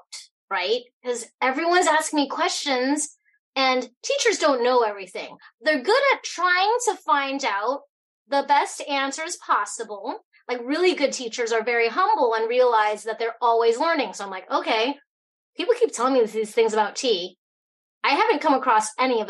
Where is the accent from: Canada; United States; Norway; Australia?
United States; Fairbanks, Alaska; also born or lived in Hong Kong; I was born in Hong Kong, grew up here in Fairbanks, Alaska